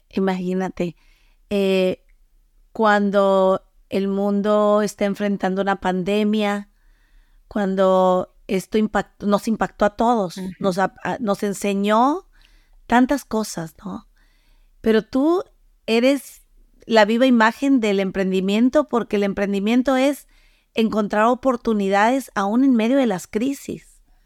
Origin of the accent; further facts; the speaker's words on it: Mexico; moved away; yo soy de México